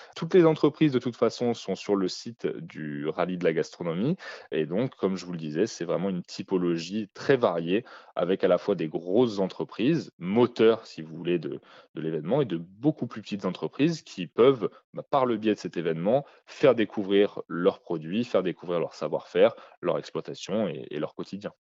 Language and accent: French; Lyon, Auvergne-Rhône-Alpes, France; je ne suis pas originaire à la base de la région euh, dromardèche, mais je viens de Lyon.